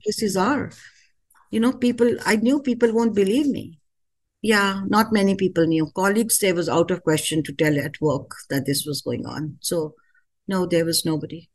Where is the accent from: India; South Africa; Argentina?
India; moved away as an adult; now in United States; Being an Indian